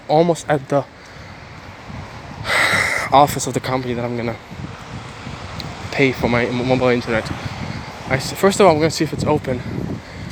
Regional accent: Ukraine; English is a second language; now in Bulgaria; I'm from Ukraine, live in Bulgaria.

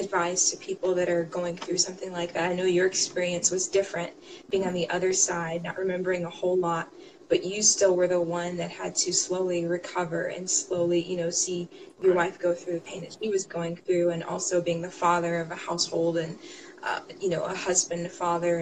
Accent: United States; being an American

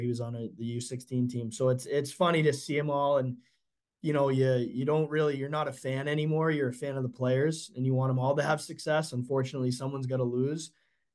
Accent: Assonet, Massachusetts, United States; moved away as an adult; now in Youngstown, United States; I am from Assonet, Massachusetts

